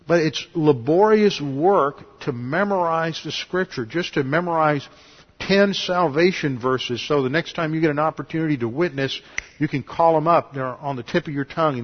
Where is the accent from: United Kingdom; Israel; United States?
United States; Houston, Texas; I grew up here in Houston